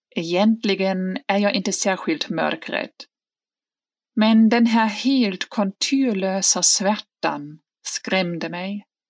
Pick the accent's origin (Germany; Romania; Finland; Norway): Germany; Hamburg; moved away; i min hemstad Hamburg